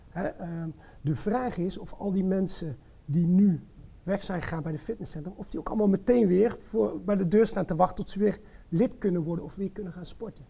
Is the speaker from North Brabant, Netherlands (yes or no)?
yes; North Brabant, Netherlands; moved away as an adult; now in Zwolle, Netherlands; geboren en getogen in Brabant, inmiddels 22 jaar woonachtig in Zwolle.